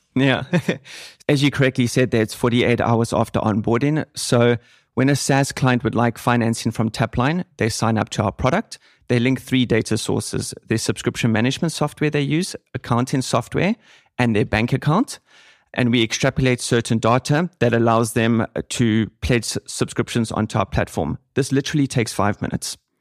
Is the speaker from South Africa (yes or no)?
yes; Cape Town, Western Cape, South Africa; moved away as an adult; also born or lived in Reutlingen, Germany; now in Germany; I'm from Cape Town, South Africa